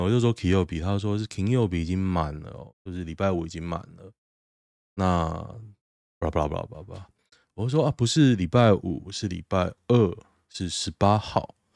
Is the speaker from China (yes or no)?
no; Taiwan; moved away; 我台湾人